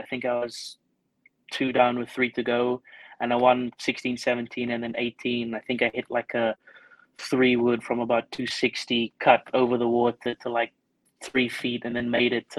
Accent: Scotland, United Kingdom; also born or lived in Stellenbosch, South Africa; Well, I was born here in South Africa in Stellenbosch, but when I was 8 years old, I moved over to the UK. So we actually moved to Scotland.

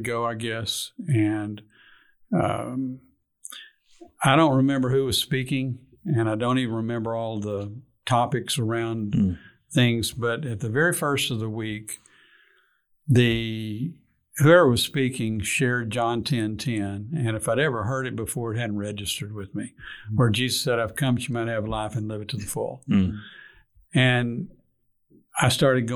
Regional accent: Fort Worth, Texas, United States; also born or lived in Houston / Arlington; I grew up in Fort Worth, on the east side of Fort Worth.

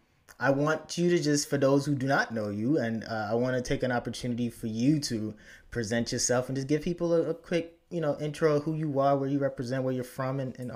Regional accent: Chicago, Illinois, United States; also born or lived in Florida; now in upstate New York, United States; because I grew up in Chicago as well before I moved up to upstate New York via Florida.

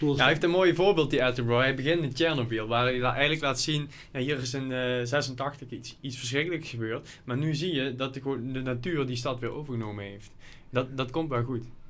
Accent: Lottum, Limburg, Netherlands; ik kom zelf uit Lottum, klein dorp in de gemeente Horsen de Maas.

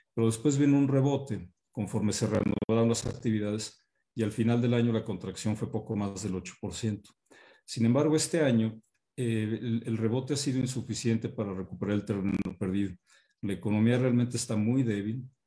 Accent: Mexico; todos como mexicanos

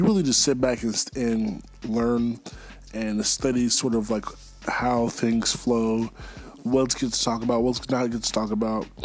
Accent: Charlotte, North Carolina, United States; Charlotte, my hometown.

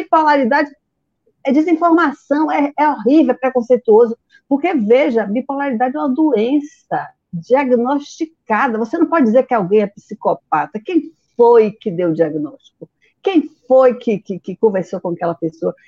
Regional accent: Feira de Santana, Bahia, Brazil; eu sou de Feira de Santana

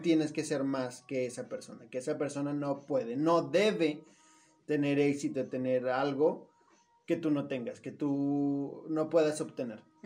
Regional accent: Mexico; de aquí de México

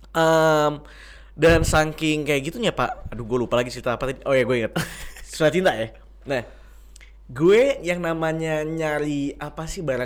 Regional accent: Meliau, West Kalimantan, Indonesia; born there; gue dari lahir masih anak kampung gue lahir aja di Meliau

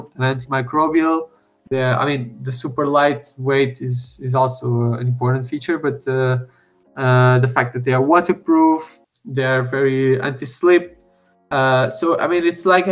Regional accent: Portugal; I'm originally from Portugal as well.

